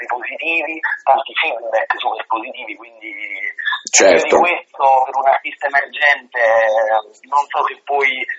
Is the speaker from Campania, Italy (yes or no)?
yes; Caserta, Campania, Italy; born there; Siamo proprio a Caserta, Caserta.